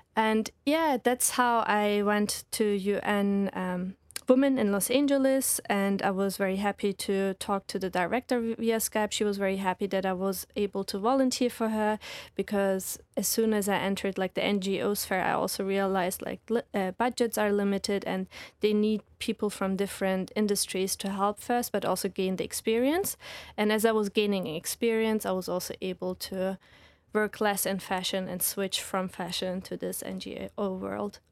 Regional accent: Reutlingen, Baden-Württemberg, Germany; moved away as an adult; also born or lived in Lincoln, United Kingdom / London, United Kingdom; now in Hawaii, United States; So I'm from Germany, raised by Turkish parents

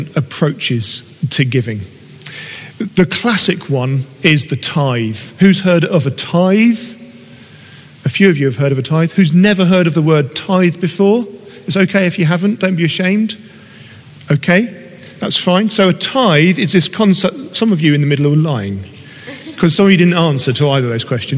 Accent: United Kingdom; we are British

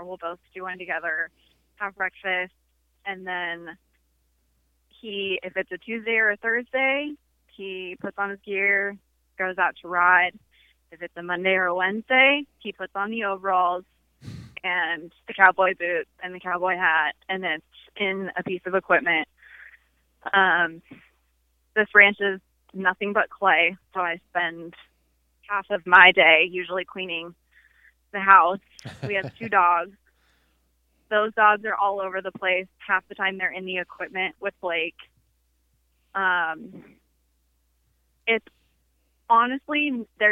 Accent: Hemet, California, United States; I grew up in California, in a tiny little town called Hemet

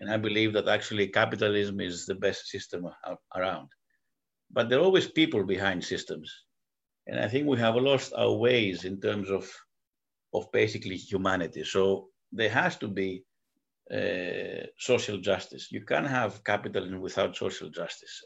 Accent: United States; also born or lived in Greece; both as an American and as, as a Greek.

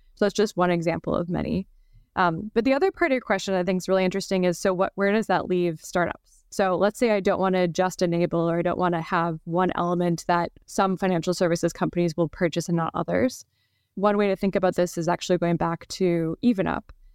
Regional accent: Wisconsin, United States; now in San Francisco, United States; I grew up sailing in Wisconsin on Lake Michigan

